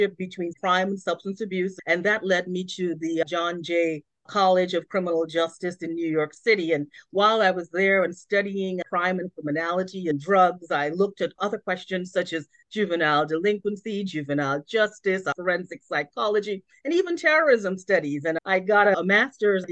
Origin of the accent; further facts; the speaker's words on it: Trinidad & Tobago; moved away; So I was born in Trinidad and Tobago in the Caribbean, and growing up on an island that is so cosmopolitan, diverse, and so inclusive really shaped my thinking